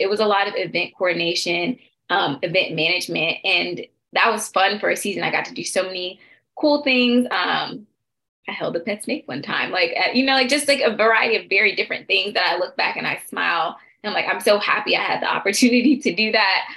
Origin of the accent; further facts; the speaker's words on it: Stone Mountain, Georgia, United States; now in Washington, D.C., United States; I am from Stone Mountain, Georgia. I am based in the Washington, D.C. area